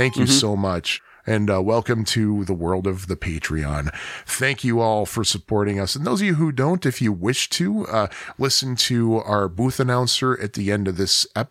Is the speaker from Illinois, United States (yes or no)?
yes; Chicago, Illinois, United States; coming from the city of Chicago